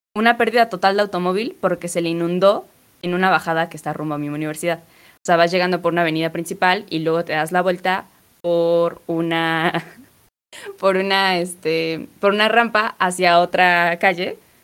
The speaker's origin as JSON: {"language": "Spanish", "region": "Puebla", "country": "Mexico", "said": "yo soy de Puebla"}